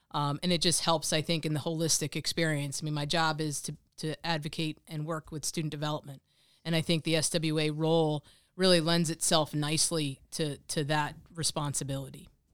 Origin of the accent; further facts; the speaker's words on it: Monmouth County, New Jersey, United States; I grew up in Monmouth County. I went to high school, um, at Raritan High School